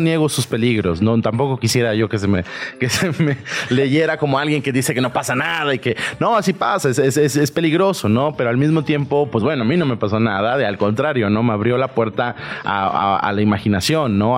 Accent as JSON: {"language": "Spanish", "region": "southern Veracruz", "country": "Mexico", "tie": "born or raised there", "said": "yo soy de Veracruz, yo soy de muy al sur de Veracruz."}